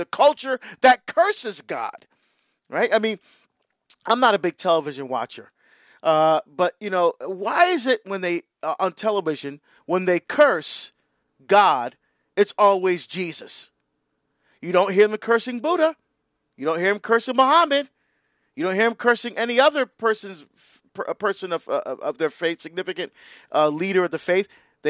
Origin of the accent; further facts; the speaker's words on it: Hillside, New Jersey, United States; now in Portland, United States; Because I now live in Oregon, right? I grew up in New Jersey, in Hillside, right near Newark. But now I live in Portland, Oregon.